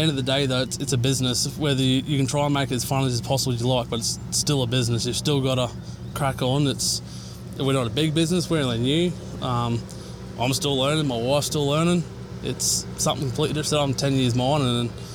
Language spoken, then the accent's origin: English; Townsville, Queensland, Australia; also born or lived in Emerald, Queensland; we're from Townsville, but we can pretty much say we're based in Emerald at the moment